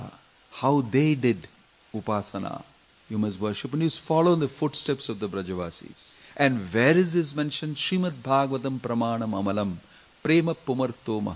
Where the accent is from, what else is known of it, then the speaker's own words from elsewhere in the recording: Kerala, India; I'm coming from South India, Kerala